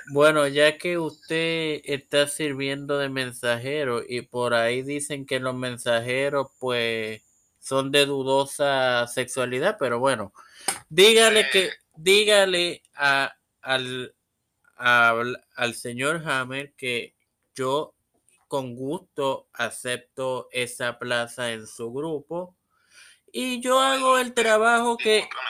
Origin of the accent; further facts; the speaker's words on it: Trujillo Alto, Puerto Rico; yo soy de Trujillo Alto.